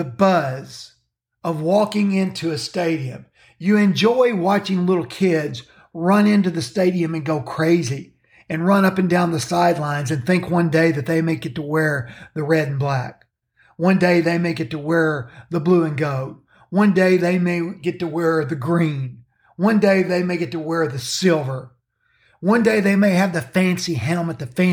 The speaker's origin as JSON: {"language": "English", "region": "Kentucky", "country": "United States", "tie": "born or raised there", "said": "The state of Kentucky, my home state"}